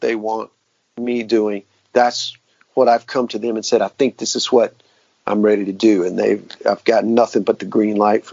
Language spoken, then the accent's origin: English; Macon, Georgia, United States; I'm from the South. I was born in Macon, Georgia, the home of Southern rock